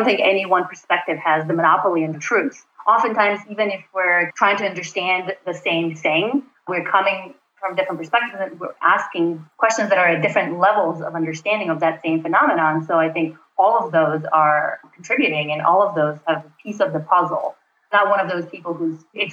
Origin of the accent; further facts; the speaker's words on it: North Macedonia; moved away as an adult; also born or lived in Brooklyn, New York City; now in New York City, United States; I am originally from Macedonia, which is a small country in Southeast Europe, just north of Greece. I came to the U.S. to do my PhD at Cornell about 8 years ago